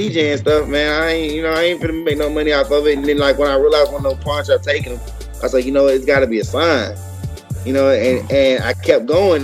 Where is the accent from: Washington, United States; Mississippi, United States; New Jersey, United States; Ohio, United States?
Mississippi, United States; Jackson; I'm from Mississippi too. I'm from Jackson